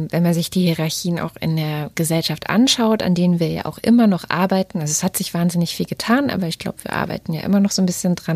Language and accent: German; East Germany, Germany; born there; Also ich bin selber in der DDR geboren.